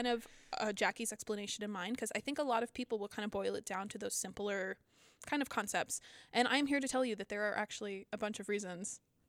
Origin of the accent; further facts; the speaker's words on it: Pennsylvania, United States; Like I was, because I'm from Pennsylvania and I'm really close to Lancaster.